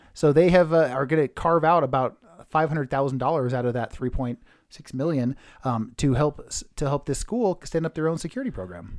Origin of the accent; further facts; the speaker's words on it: Redwood City, California, United States; I grew up in Redwood City, California